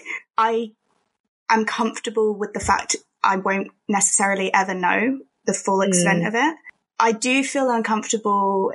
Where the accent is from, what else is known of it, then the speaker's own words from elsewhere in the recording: Milton Keynes, South East England, United Kingdom; I've been brought up in England. I've lived in England my whole life. I was born in Milton Keynes.